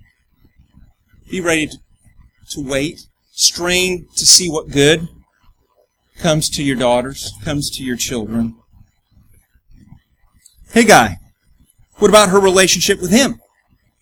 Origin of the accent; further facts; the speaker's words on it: United States; We're an American